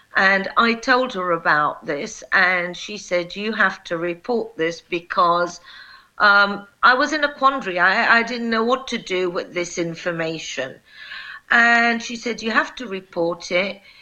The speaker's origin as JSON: {"language": "English", "country": "United Kingdom", "also_born_or_lived": "Kosovo", "said": "I am a British prosecutor"}